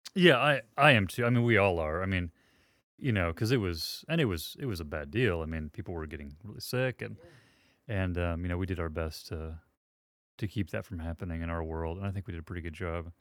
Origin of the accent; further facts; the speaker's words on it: Southeast Kansas, United States; grew up in Southeast Kansas, which is where we are